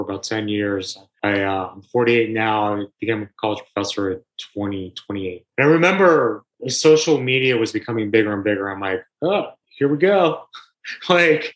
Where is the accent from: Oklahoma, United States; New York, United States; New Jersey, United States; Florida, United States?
New York, United States; as a New Yorker